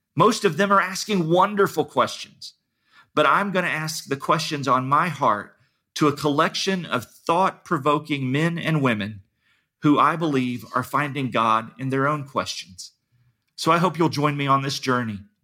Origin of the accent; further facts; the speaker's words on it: Dayton, Ohio, United States; I grew up near Dayton, Ohio